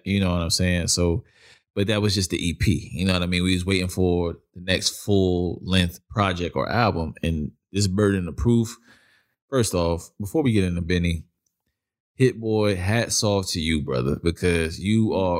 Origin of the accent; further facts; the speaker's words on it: Brooklyn, New York, United States; that's what I grew up listening to, being where I'm from Brooklyn